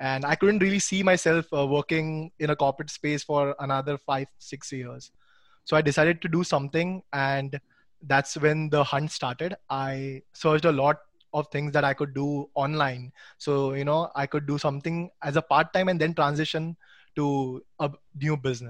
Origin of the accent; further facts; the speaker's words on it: India; being an Indian